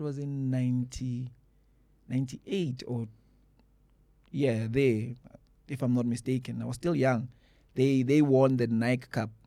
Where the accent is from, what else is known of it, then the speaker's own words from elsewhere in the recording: Mpumalanga, South Africa; where I was born in Mpumalanga.